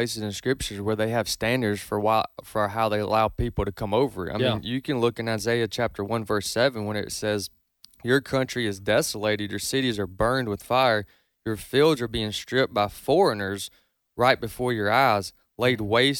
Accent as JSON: {"language": "English", "country": "United States", "tie": "born there", "said": "I'm not an American because I'm white. I'm an American because I was born in America."}